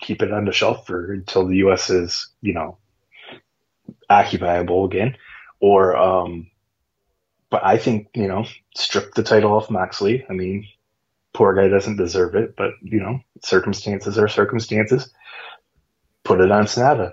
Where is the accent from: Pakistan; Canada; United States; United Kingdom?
United States; I'm American